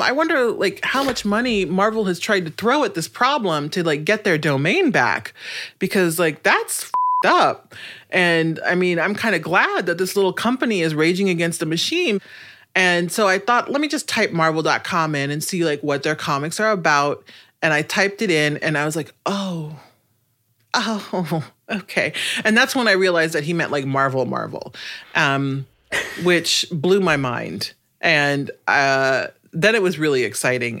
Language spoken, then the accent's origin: English; Omaha, Nebraska, United States; I grew up in Omaha, Nebraska